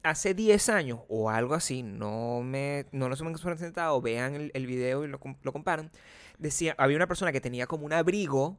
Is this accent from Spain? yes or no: no; Caracas, Capital District, Venezuela; moved away; existía en mi país, Venezuela, hace cuando yo era joven